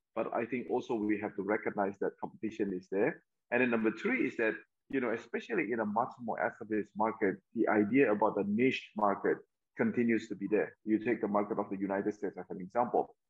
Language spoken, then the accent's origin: English; Medan, North Sumatra, Indonesia; also born or lived in New York, United States; now in Jakarta, Indonesia; Medan, my hometown